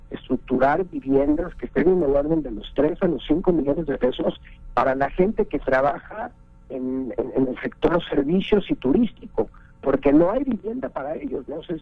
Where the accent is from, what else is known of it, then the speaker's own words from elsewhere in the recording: Mexico; tenemos que hacer una chamba importante como banco, como sociedad, como mexicanos, como política pública